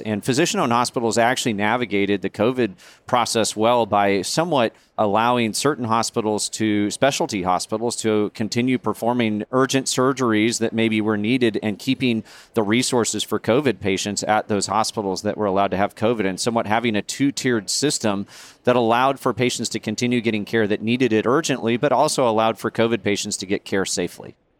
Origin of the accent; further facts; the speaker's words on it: Nebraska, United States; I grew up in Nebraska